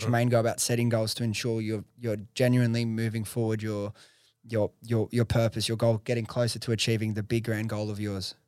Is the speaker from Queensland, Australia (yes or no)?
no; Liverpool, New South Wales, Australia; accent: Western Sydney; I grew up in Preston's. I'm from, like, pretty much, grew up in Liver, Liverpool area